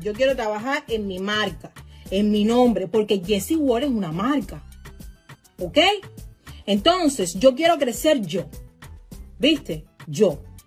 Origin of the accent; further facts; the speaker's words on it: Cuba; now in United States; Yo soy americana y lo digo con muchísimo orgullo. Soy cubana americana